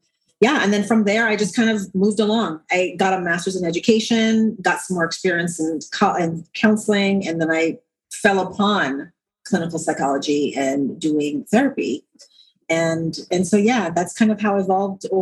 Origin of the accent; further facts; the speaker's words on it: St. Croix, U.S. Virgin Islands; moved away; So I'm originally from the Caribbean. So I was born and raised on the island of St. Croix in the Virgin Islands.